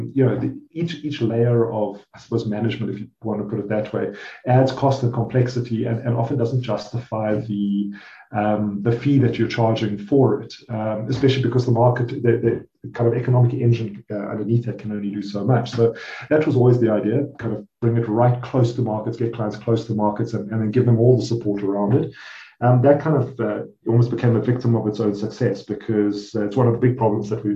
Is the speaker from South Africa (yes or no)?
yes; South Africa; I'm South African, so I'm Rand, and my wife happens to be Swiss